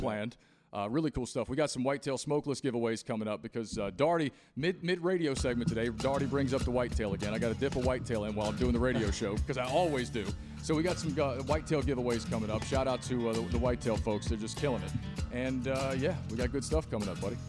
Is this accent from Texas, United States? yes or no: no; Christiansburg, Virginia, United States; I grew up in Christiansburg, Virginia, next door to Blacksburg